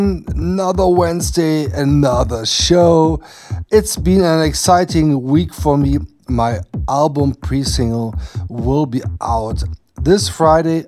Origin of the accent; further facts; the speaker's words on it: Emmerich, North Rhine-Westphalia, Germany; my hometown Emmerich